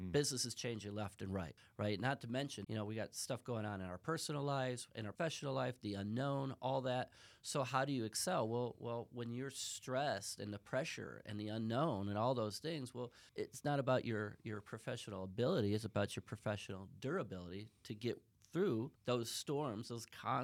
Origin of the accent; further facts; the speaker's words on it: Chicago, Illinois, United States; I'm from Chicago.